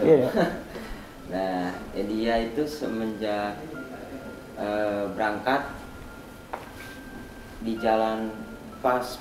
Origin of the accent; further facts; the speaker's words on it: Kuningan, West Java, Indonesia; now in Yogyakarta, Indonesia; Saya asli Kuningan tapi merantau ke Jogja lagi.